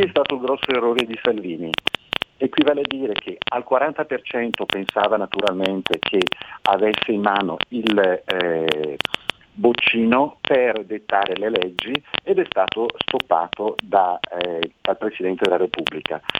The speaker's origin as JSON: {"language": "Italian", "town": "Bergamo", "region": "Lombardy", "country": "Italy", "said": "io sono di Bergamo"}